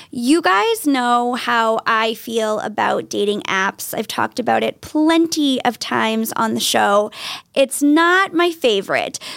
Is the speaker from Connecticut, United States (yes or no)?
no; Wilmington, Massachusetts, United States; 27. 27. Where are you from, born and raised? Uh, Wilmington, just north of the city.